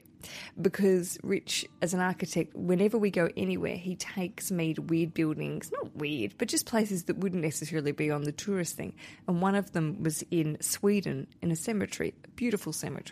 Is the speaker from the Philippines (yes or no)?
no; Australia; accent: Australian; my Australian accent